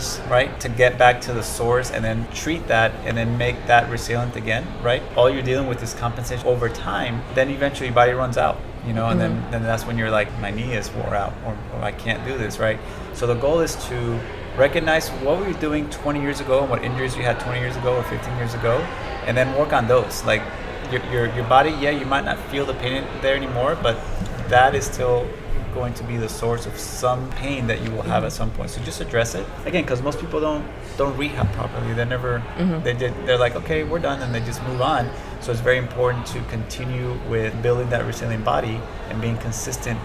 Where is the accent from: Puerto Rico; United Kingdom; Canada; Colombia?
Colombia; now in United States; I'm from Colombia, so I've lived in other places